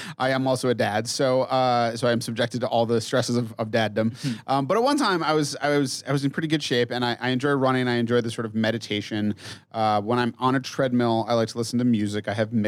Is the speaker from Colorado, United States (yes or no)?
yes; Mead, Colorado, United States; Mead, yeah.